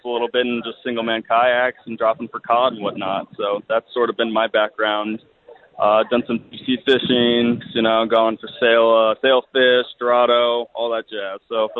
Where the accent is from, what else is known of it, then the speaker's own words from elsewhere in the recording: California, United States; moved away as an adult; I'm from California